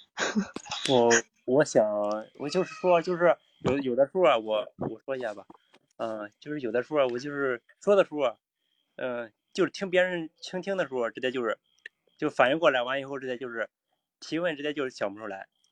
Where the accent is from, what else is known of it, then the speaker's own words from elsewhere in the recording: China; 我老家这边，呃，这，呃，山东曹县，还有安徽亳州，就是离亳州的话，直接离我们市，比我们市里边儿还近